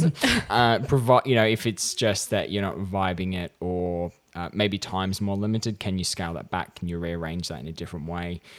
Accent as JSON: {"language": "English", "region": "regional New South Wales", "country": "Australia", "tie": "born or raised there", "said": "I was in my hometown at regional New South Wales"}